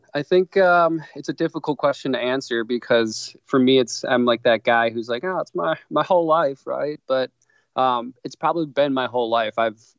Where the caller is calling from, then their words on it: Milwaukee, Wisconsin, United States; So I'm from Milwaukee, Wisconsin, mm-hmm. and we are freezing here.